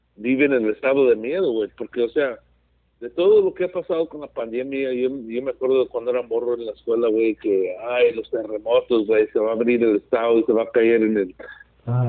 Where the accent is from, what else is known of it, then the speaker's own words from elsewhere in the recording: California, United States; aquí me siento a gusto, aquí mi tierra